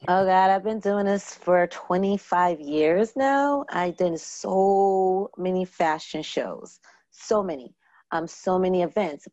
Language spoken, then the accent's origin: English; Long Island, New York, United States; also born or lived in Brooklyn, New York; I was born in Brooklyn and um, raised on, went to school in Long Island, New York.